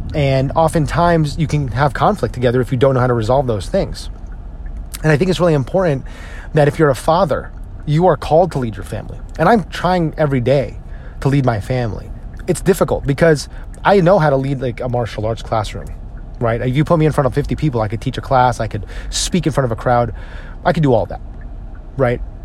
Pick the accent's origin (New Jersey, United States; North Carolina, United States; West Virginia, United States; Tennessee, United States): New Jersey, United States; I'm from New Jersey.